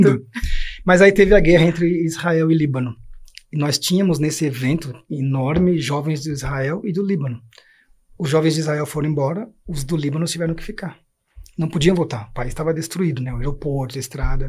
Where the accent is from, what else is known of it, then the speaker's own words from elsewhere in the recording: São Paulo, Brazil; also born or lived in Germany; levar 17 jovens da comunidade onde eu nasci e onde depois eu trabalhei como educador